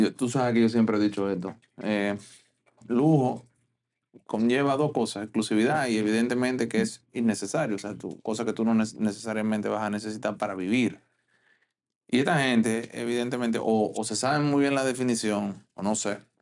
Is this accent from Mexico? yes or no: no; Dominican Republic; como dominicano